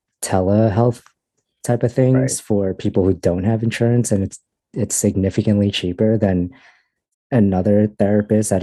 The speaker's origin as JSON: {"language": "English", "country": "United States", "tie": "born or raised there", "said": "I was born in America."}